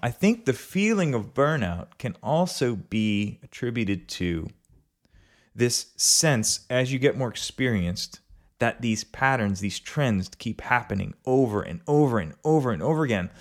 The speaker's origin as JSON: {"language": "English", "town": "River Ridge", "region": "Louisiana", "country": "United States", "tie": "born or raised there", "said": "I grew up in River Ridge, Louisiana"}